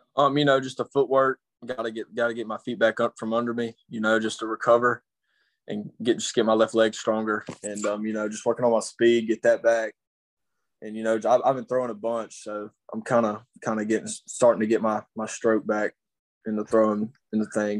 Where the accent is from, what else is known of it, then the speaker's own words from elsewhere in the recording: Clinton, Mississippi, United States; now in Denham Springs, United States; I'm from Clinton, Mississippi. I was born and raised okay. some of my life there, and I moved here